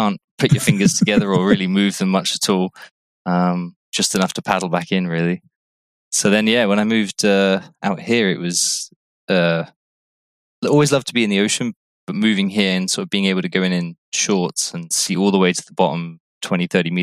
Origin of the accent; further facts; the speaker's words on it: Cornwall, South West England, United Kingdom; moved away as an adult; also born or lived in Hampshire; now in Barbados; Originally from Cornwall in the UK. I moved to Barbados in 2011.